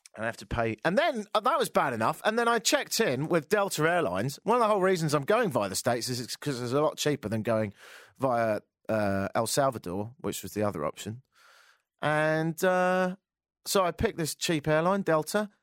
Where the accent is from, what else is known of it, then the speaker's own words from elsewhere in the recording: England, United Kingdom; now in Canada; I'm from England